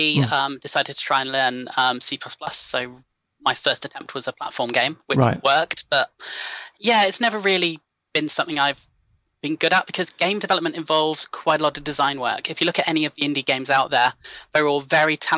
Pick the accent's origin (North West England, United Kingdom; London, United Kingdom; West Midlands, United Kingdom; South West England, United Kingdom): South West England, United Kingdom; Gloucestershire; And Fastos is in my hometown. I grew up in Gloucestershire. It's where I'm from.